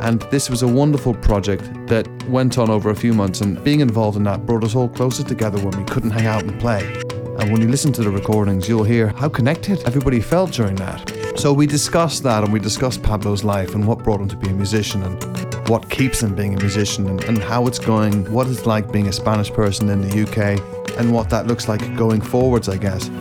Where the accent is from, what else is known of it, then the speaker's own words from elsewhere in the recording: Scotland, United Kingdom; moved away; I was born in Scotland